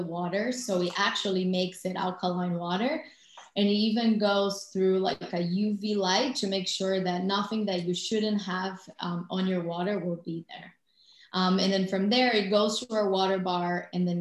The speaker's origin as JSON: {"language": "English", "country": "Brazil", "moved": "as an adult", "lives_now": "United States", "said": "I'm originally from Brazil. I moved to the U.S."}